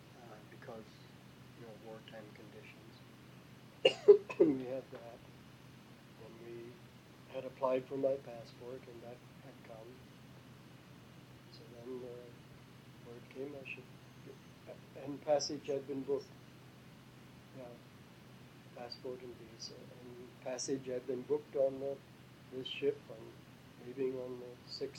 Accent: Denver, Iowa, United States; moved away as an adult; also born or lived in North Dakota / Papua New Guinea; go back to Denver, Iowa, where I was to be commissioned as a foreign missionary.

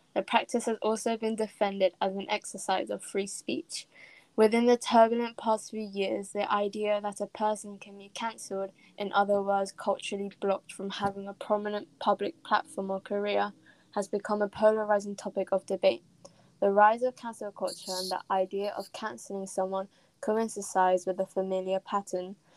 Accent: England, United Kingdom; I'm from England

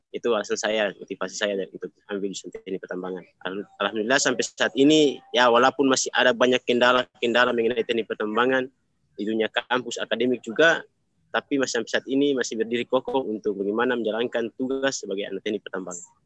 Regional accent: South Halmahera Regency, North Maluku, Indonesia; Saya asal dari Provinsi Maluku Utara, daerah Kabupaten Halmahera Selatan, kampung Desa Indari, Kecamatan Macan Barat

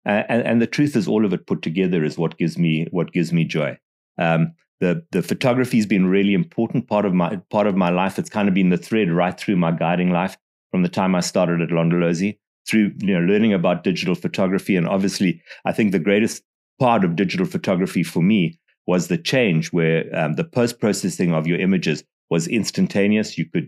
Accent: Botswana; you know, I'm from Botswana, and they'd say, well, where is that?

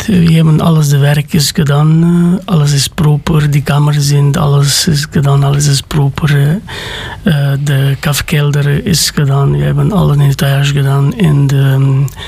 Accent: Sântana, Arad County, Romania; Dutch is a second language; moved away as an adult; now in Belgium; ik ben gekomen van Roemenië, van Arad, in de kleine stad van Santana, maar dat komt van de regio Arad

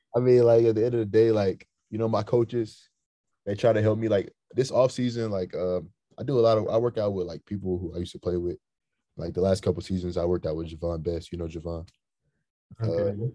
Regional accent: hometown between Memphis and St. Louis, Missouri, United States; my hometown in the middle of Memphis and St. Louis

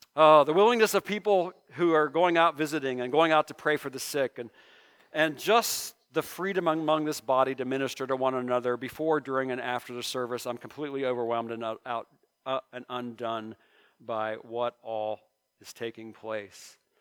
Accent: Mahoning Valley, Ohio, United States; I grew up in the Mahoning Valley.

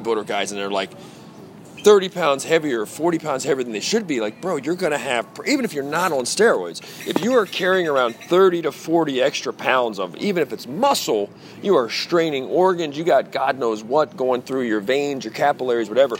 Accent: Baltimore, Maryland, United States; Baltimore. So my hometown

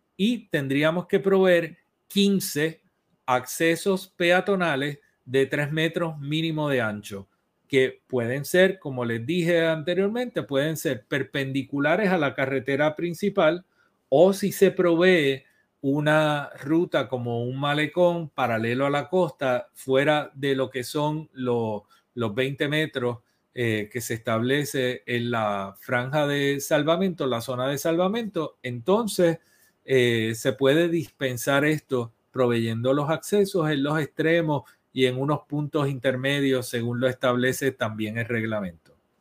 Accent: Puerto Rico; soy boricua

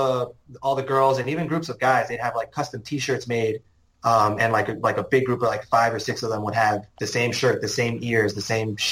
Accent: United States; we're American.

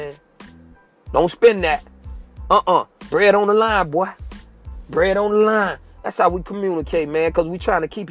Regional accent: United States; I was born and raised in Sable Palm, G19 apartment, Bucktown.

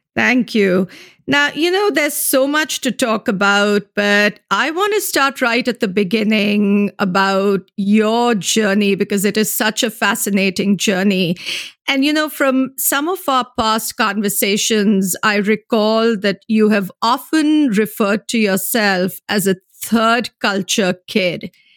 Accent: India; moved away; I'm originally from India

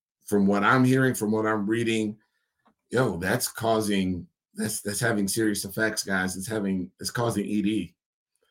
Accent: United States; as an American man

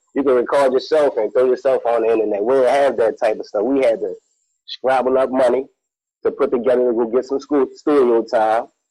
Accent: New Orleans, Louisiana, United States; I'm from New Orleans

